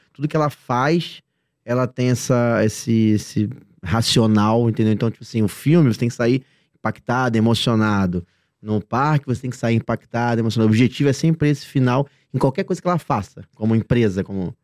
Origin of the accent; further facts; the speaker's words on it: Rio de Janeiro, Brazil; Eu moro no Rio de Janeiro, nós somos do Rio de Janeiro.